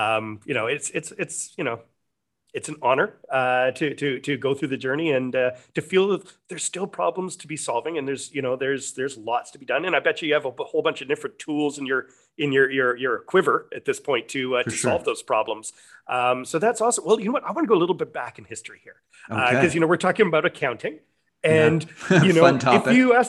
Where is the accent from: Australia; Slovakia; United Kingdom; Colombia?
Australia; And I'm so Australian.